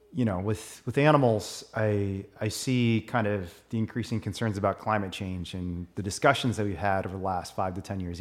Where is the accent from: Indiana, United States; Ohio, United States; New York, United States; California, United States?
Indiana, United States; I grew up in Indiana.